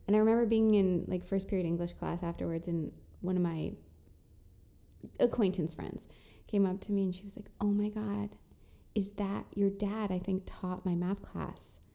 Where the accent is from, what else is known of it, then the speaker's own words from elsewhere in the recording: Orange County, California, United States; I grew up in Orange County, so I was one of the only Jewish people there